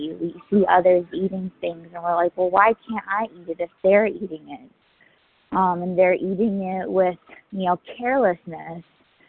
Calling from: New York City, New York, United States; I'm calling from New York City.

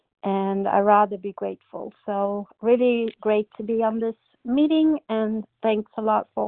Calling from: Sweden; I'm calling in from Sweden

